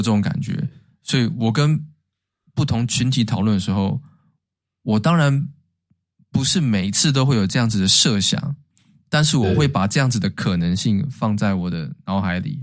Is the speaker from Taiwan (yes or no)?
yes; Taiwan; moved away as an adult; now in United States; 但是对台湾人而言，我们没有道理去举报人家嘛